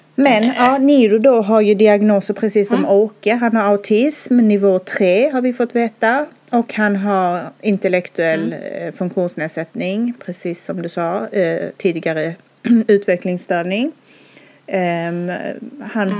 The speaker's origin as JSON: {"language": "Swedish", "region": "Skåne", "country": "Sweden", "tie": "born or raised there", "moved": "as an adult", "lives_now": "Stockholm, Sweden", "said": "jag bor i Stockholm men jag är som du hör från Skåne. Jag är uppvuxen där"}